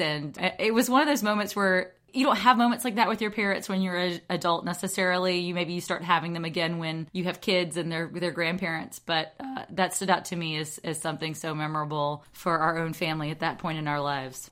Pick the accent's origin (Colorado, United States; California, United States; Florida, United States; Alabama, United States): Alabama, United States; I grew up in Alabama